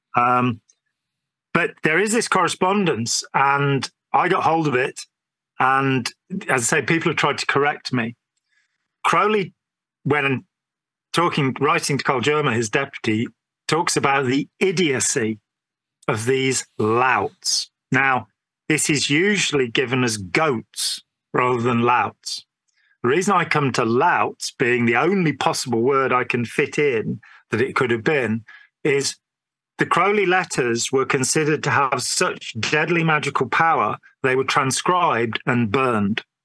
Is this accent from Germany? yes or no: no; England, United Kingdom; being English